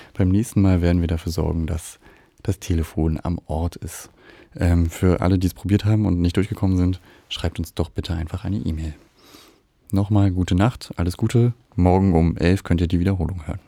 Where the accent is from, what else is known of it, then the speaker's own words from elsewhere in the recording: Berlin, Germany; ich bin in Marzahn aufgewachsen